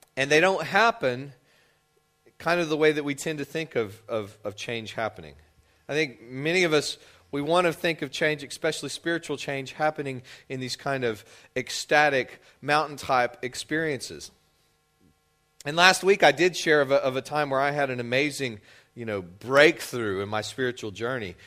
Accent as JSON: {"language": "English", "region": "West Texas", "country": "United States", "tie": "born or raised there", "moved": "as an adult", "lives_now": "Louisiana, United States", "said": "I grew up in West Texas, and I was not familiar with the concept of, of Lent, I don't think until I moved to Louisiana when I was twenty years old"}